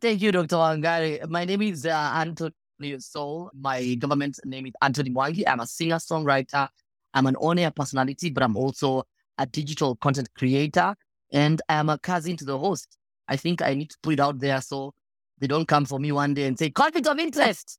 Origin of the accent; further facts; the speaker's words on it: Kenya; as a Kenyan